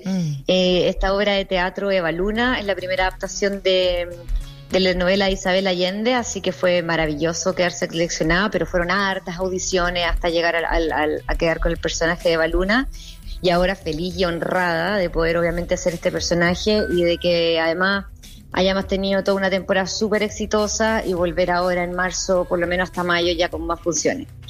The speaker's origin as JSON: {"language": "Spanish", "country": "Chile", "moved": "as an adult", "lives_now": "New York, United States", "said": "como chilena"}